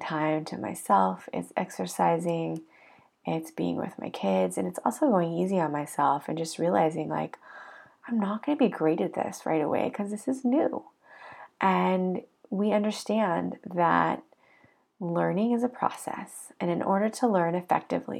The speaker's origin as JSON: {"language": "English", "country": "United States", "moved": "yes", "lives_now": "Israel", "said": "as an American immigrant living in Israel"}